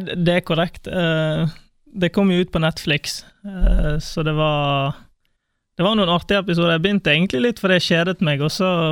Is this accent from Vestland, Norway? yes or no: yes; Bergen, Vestland, Norway; moved away as an adult; now in Kristiansand, Norway; Jeg, jeg, jeg, er glad i Bergen. Det er der jeg vokste opp